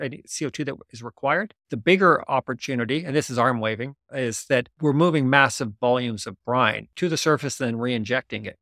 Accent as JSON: {"language": "English", "country": "Canada", "said": "as a Canadian"}